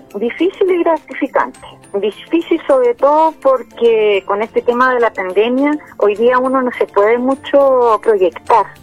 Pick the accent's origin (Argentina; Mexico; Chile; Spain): Chile; Salamanca, Coquimbo; soy de Salamanca y tengo un emprendimiento de repostería